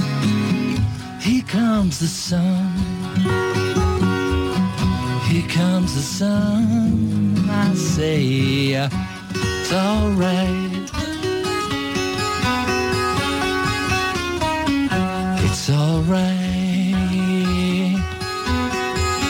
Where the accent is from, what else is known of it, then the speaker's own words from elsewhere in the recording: England, United Kingdom; as an English person